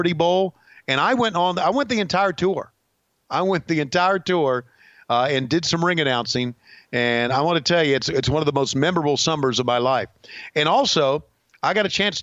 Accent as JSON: {"language": "English", "country": "Canada", "said": "I am really from Canada"}